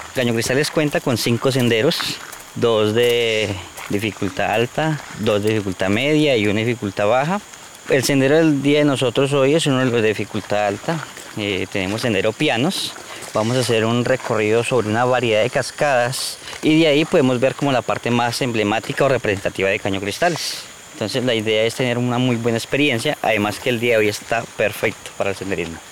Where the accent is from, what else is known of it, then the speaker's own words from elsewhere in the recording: La Macarena, Meta, Colombia; also born or lived in Pitalito, Huila; llevo 23 años en el municipio de La Macarena. Estudié en La Macarena, en parte de la primaria, secundaria